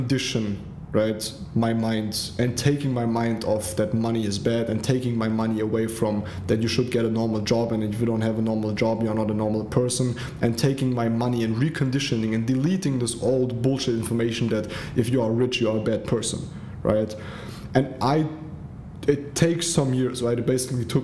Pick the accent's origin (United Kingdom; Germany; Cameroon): Germany; also born or lived in Africa; my mom went back to Germany with my little sister and me. I grew up in Germany, humble beginning